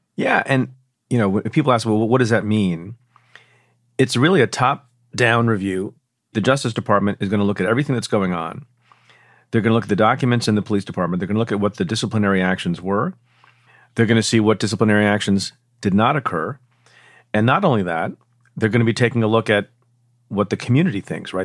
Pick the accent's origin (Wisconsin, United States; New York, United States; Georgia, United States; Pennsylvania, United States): New York, United States; my home state, in New York